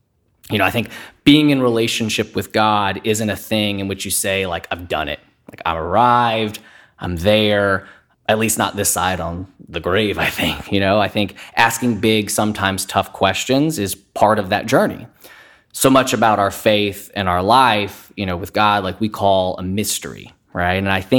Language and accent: English; Fayetteville, North Carolina, United States; now in Houston, United States; I was originally born and raised in Fayetteville, North Carolina. My dad was in the military, so we spent most of our time in and around Fort Bragg.